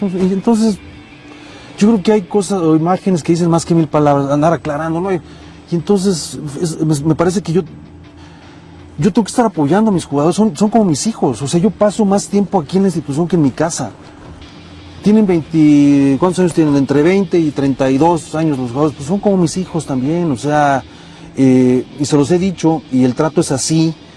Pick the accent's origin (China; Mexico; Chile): Mexico; tenemos muchos defectos como país, como mexicanos